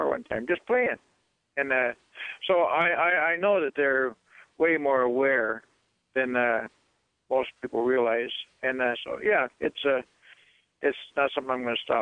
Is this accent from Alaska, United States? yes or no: yes; Aleutian Islands, Alaska, United States; I grew up in the Aleutians where we hunted to live.